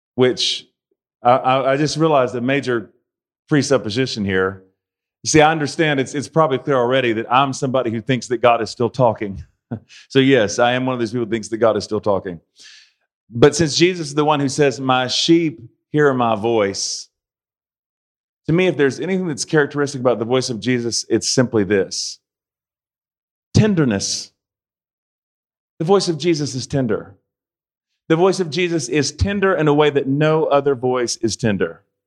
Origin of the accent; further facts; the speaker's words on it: United States; I'm an American